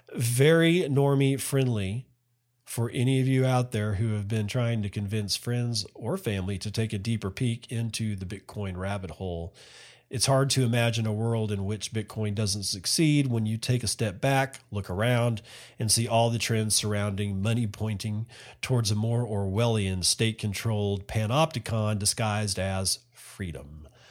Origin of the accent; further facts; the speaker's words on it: United States; now in Japan; I as an American